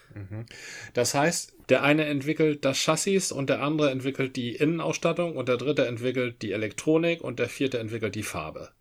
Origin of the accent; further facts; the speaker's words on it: Dithmarschen, Schleswig-Holstein, Germany; moved away; ein Gruß aus meiner alten Heimat, ein Dittmarscher